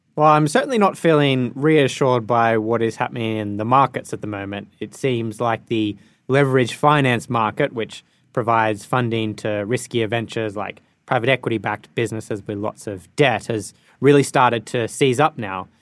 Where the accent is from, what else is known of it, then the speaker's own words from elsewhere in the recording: Australia; now in United Kingdom; my home country of Australia